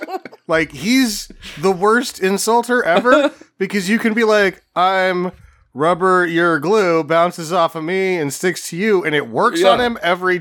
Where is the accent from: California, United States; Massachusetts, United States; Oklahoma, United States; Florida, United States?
California, United States; Encinitas; I'm from Encinita.